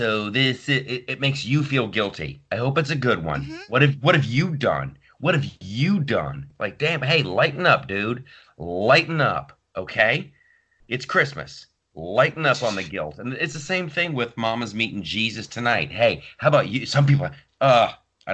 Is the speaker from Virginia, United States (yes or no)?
no; Ohio, United States; my childhood growing up in Ohio.